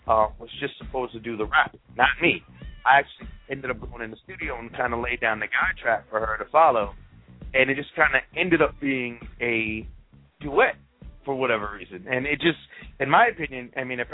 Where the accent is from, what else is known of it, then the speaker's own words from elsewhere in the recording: Amityville, New York, United States; also born or lived in Wyandanch, New York; now in South Florida, United States; I'm from Long Island. I'm from Amityville and Wyandanch, New York. I grew up, you know, watching. You know, crews and backyard parties